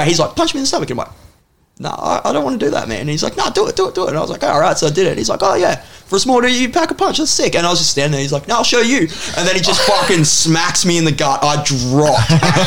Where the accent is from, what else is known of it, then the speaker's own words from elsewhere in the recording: Benalla, Victoria, Australia; moved away; also born or lived in Shepparton, Victoria; I'm from Benalla